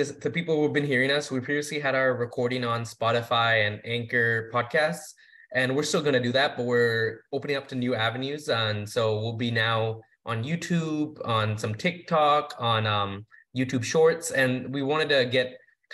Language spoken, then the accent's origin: English; Dallas, Texas, United States; also born or lived in Pittsburgh, Pennsylvania; now in Albany, United States; I'm originally from Dallas